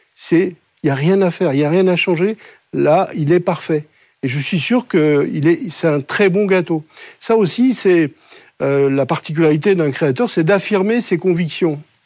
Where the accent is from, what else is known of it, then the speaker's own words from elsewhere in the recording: Colmar, Grand Est, France; moved away; je suis né donc à Colmar, dans une famille dont je suis la quatrième génération de boulanger-pâtissier